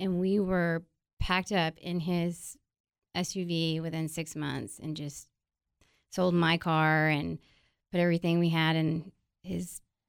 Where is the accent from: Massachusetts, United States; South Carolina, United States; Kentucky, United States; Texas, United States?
Texas, United States; San Antonio; moved away; No, I am from San Antonio.